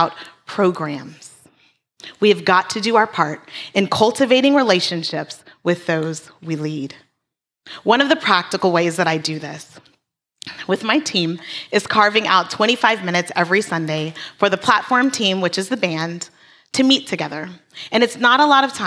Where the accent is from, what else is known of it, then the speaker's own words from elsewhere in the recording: Hawaii, United States; moved away; we're Hawaiian